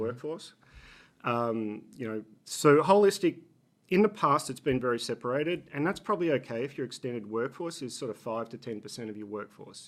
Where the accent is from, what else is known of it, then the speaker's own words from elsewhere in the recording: Australia; accent: Australian; moved away as an adult; also born or lived in Boston, United States / Singapore; now in Philadelphia, United States; I'm Australian, if you pick up the accent